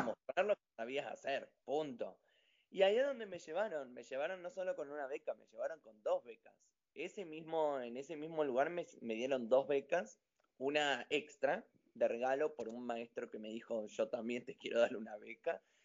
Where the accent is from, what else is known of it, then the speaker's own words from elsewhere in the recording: General Roca, Río Negro, Argentina; also born or lived in United States; yo soy de General Roca, Río Negro